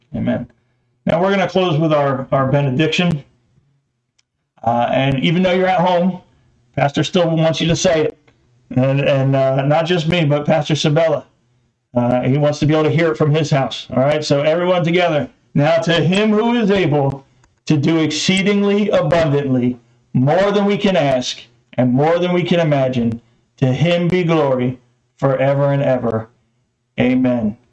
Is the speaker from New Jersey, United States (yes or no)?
yes; New Jersey, United States; I was born in New Jersey